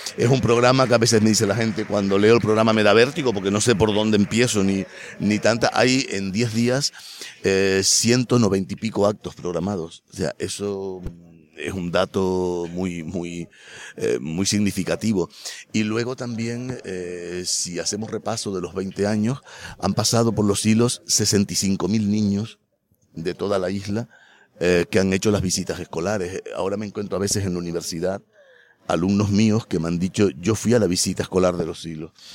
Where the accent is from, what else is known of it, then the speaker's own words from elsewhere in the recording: Los Silos, Canary Islands, Spain; vivo aquí porque como nací aquí, por casualidad o porque tenía que nacer aquí, pues aquí quiero vivir